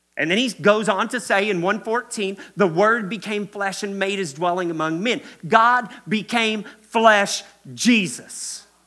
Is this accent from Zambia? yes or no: no; Kentucky, United States; I'm from Kentucky. That's why I say y'all a lot